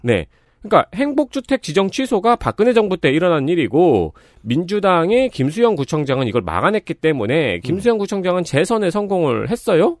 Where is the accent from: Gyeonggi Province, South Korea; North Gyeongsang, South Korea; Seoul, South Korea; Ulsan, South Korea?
Gyeonggi Province, South Korea; Seongnam; 성남 토박이는 여기 앉아 있죠